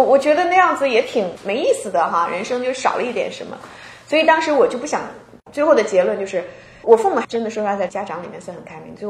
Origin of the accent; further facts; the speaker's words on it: Qingdao, Shandong, China; moved away as an adult; now in Seattle, United States; 咱们都是青岛人嘛。